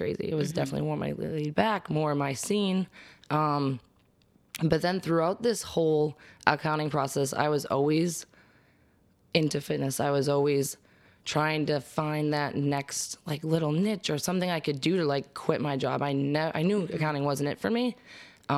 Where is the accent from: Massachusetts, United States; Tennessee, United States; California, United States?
Massachusetts, United States; Wakefield; I grew up in Wakefield